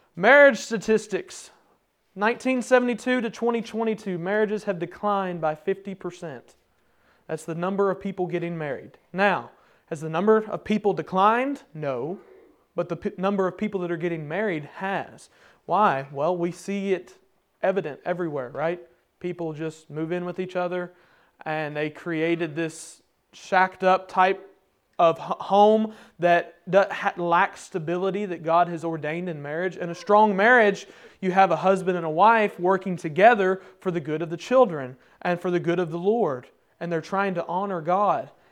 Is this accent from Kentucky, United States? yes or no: yes; Kentucky, United States; me and my brothers were growing up in Kentucky, there's a holler right in front of our house